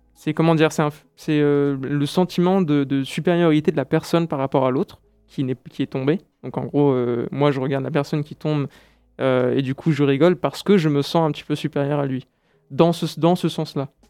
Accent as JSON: {"language": "French", "country": "France", "also_born_or_lived": "Brazil", "moved": "as an adult", "said": "en tant que Français expatrié au Brésil"}